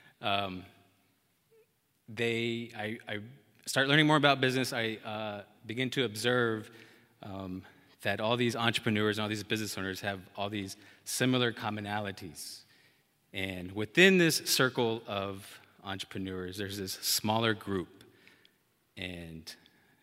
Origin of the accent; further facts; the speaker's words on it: Amarillo, Texas, United States; moved away as an adult; also born or lived in Dallas, Texas; I had just left my hometown, born and raised Amarillo, Texas, to move to the city of Dallas